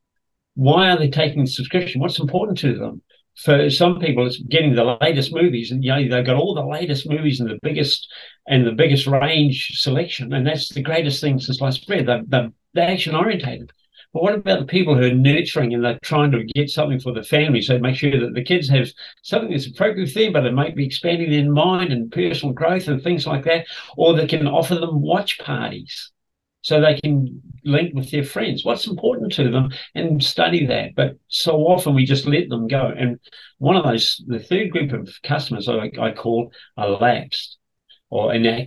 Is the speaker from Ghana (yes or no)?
no; New Zealand; moved away as an adult; also born or lived in Queensland, Australia; now in Sydney, Australia; I come from Kiwi land and proud of it.